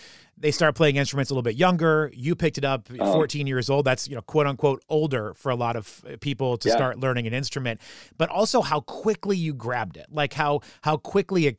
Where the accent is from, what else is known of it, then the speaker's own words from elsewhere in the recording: New Hampshire, United States; I grew up in New Hampshire, and not really like a huge town, but not a small town, a suburb of Boston.